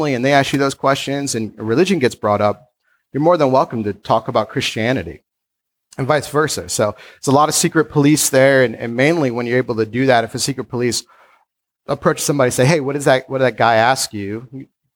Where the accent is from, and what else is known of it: United States